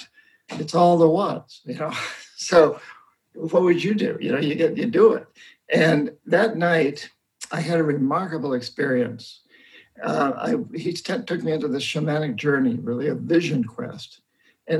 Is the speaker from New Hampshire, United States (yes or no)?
yes; New Hampshire, United States; moved away as an adult; I grew up in New Hampshire. I come from roughly 300 years of Yankee Calvinist